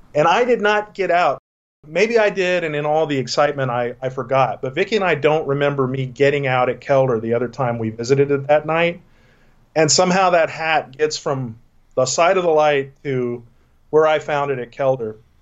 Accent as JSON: {"language": "English", "region": "Texas", "country": "United States", "tie": "born or raised there", "moved": "yes", "said": "I grew up in Texas"}